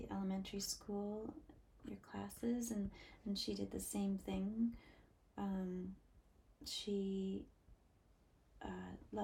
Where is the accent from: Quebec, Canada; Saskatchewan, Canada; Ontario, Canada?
Quebec, Canada; Montreal; the agency that I was born through in Montreal.